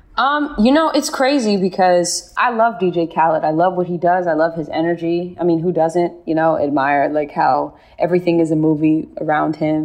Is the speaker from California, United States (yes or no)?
yes; Bay Area, California, United States; I'm from the Bay Area